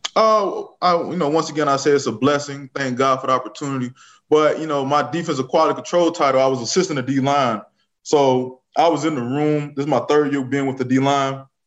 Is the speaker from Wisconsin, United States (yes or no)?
no; Riviera Beach, Florida, United States; moved away as an adult; now in Kansas City, United States; I was born and raised in Moore Heights, 24th Street, all my life.